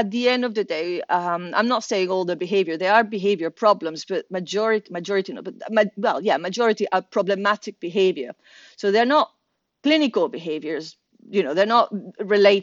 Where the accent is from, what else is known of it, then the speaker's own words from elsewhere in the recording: Venezuela; moved away; I'm originally from Venezuela